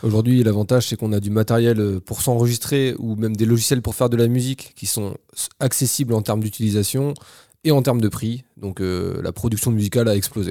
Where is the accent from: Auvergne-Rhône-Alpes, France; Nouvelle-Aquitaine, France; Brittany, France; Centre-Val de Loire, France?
Centre-Val de Loire, France; Orléans; moved away as an adult; now in Bordeaux, France; je viens d'Orléans